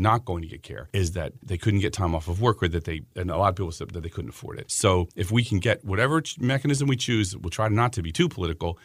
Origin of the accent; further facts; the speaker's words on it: Pennsylvania, United States; moved away as an adult; also born or lived in South Carolina; now in Maryland, United States; I grew up in Pennsylvania